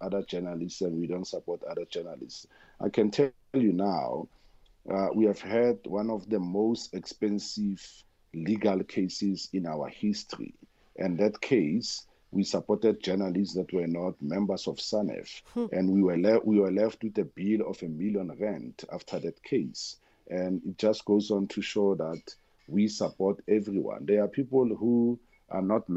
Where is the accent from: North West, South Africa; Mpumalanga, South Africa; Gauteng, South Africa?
North West, South Africa; Koster; first language Tswana; English is a second language; I'm Tswana speaking, and I was born in Koster in the Northwest, and that's where I was born and bred and raised.